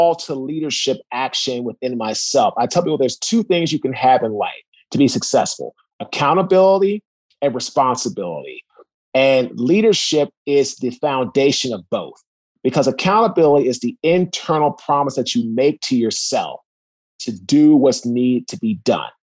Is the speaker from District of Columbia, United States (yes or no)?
yes; Washington, District of Columbia, United States; I'm from Washington, D.C. originally, went to St. John's College High School